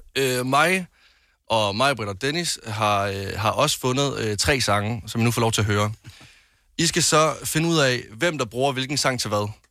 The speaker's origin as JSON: {"language": "Danish", "region": "West Jutland", "country": "Denmark", "said": "nu kommer jeg fra Vestjylland"}